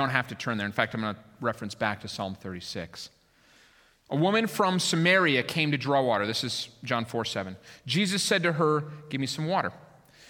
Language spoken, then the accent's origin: English; Minneapolis, Minnesota, United States; moved away as an adult; also born or lived in Colorado / Lake Michigan area; I was born in Minnesota. I lived there for 22 years.